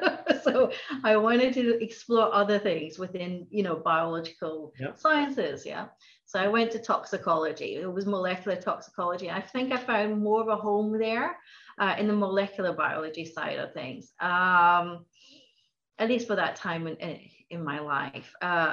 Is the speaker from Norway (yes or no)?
yes; Norway; also born or lived in Glasgow, United Kingdom; now in Aberdeen, United Kingdom; So I was born in Glasgow. My mother's Scottish. My father's Norwegian. I grew up in Norway and I traveled. So I have an amalgamation of different accents.